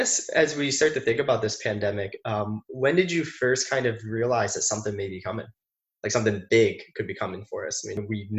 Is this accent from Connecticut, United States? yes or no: yes; Connecticut, United States; because I was born and raised in Connecticut